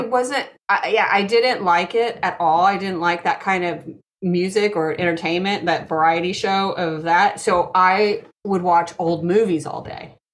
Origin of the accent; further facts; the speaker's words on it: Texas, United States; now in New Jersey, United States; me growing up in Texas